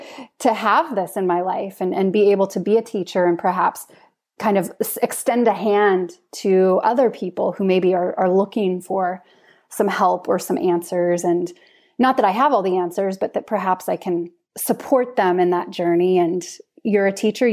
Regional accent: United States; moved away as an adult; now in Norway; I'm American

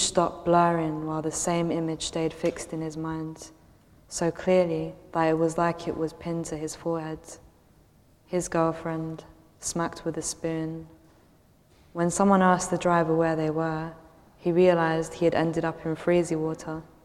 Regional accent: London, United Kingdom; being a Londoner and being a Londoner who's viewed as dodgy

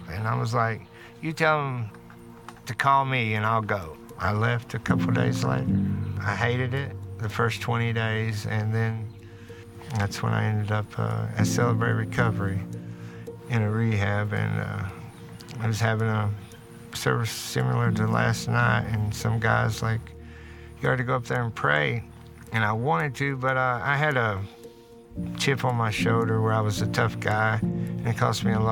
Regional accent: Martin County, Kentucky, United States; I grew up in Martin County here

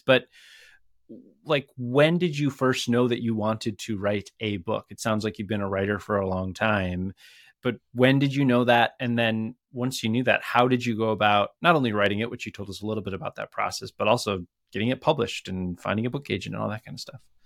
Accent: Minneapolis, Minnesota, United States; right here in my hometown.

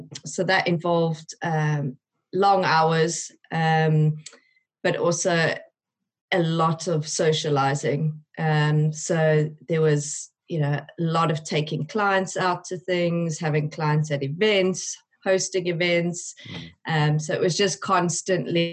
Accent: South Africa; moved away as an adult; now in United Kingdom; I am originally from South Africa

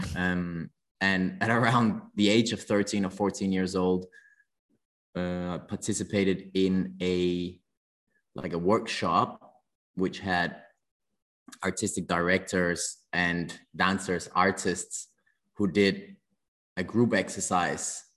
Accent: Denmark; moved away as an adult; also born or lived in London, United Kingdom; now in Hong Kong; I grew up in Denmark

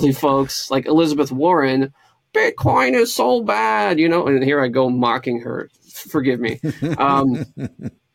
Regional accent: Romania; now in Windsor, Canada; I'm from Romania

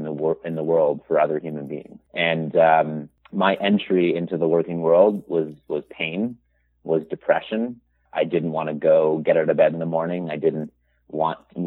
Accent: Toronto, Ontario, Canada; I'm from Toronto, Canada, born and raised.

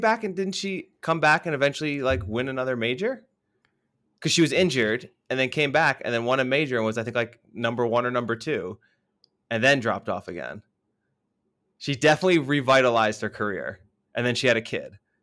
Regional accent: United States; moved away; being the American there

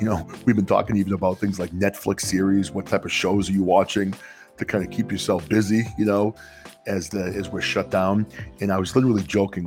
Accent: Atkinson, New Hampshire, United States; now in Rutland, United States; I grew up in Atkinson, New Hampshire.

